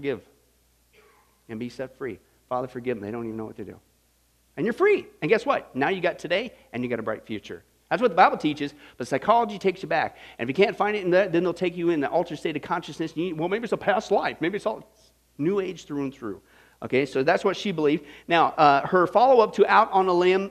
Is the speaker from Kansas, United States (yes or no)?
yes; Kansas, United States; as a teenager growing up in Kansas, out in the middle of nowhere